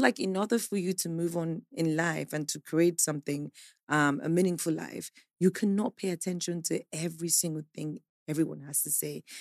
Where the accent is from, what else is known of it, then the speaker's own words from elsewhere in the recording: Nigeria; I am a Nigerian